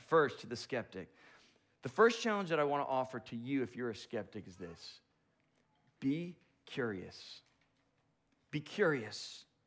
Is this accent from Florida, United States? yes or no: yes; Boca Raton, Florida, United States; moved away; I'm from the Boca Raton area